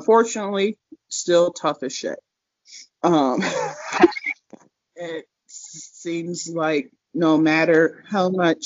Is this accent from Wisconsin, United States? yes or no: no; Minnesota, United States; now in Denver, United States; I came to Denver is because I'm from Minnesota